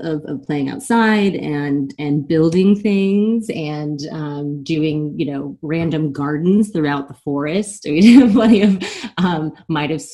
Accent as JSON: {"language": "English", "town": "Germantown", "region": "Maryland", "country": "United States", "tie": "born or raised there", "also_born_or_lived": "Guam", "said": "we moved outside of Washington, D.C."}